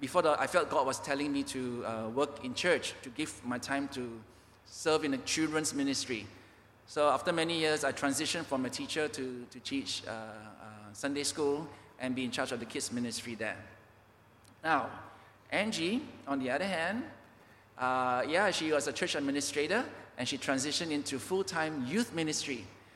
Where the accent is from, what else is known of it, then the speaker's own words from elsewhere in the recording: Papua, Indonesia; So we are from Papua, Indonesia.